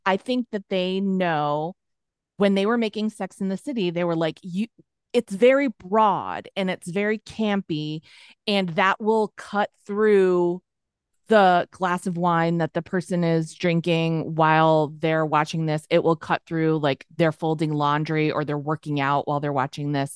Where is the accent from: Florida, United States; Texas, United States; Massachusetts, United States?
Massachusetts, United States; near Boston; moved away as an adult; also born or lived in New York City; I'm from Massachusetts. I just say Boston for short, near mm-hmm. Boston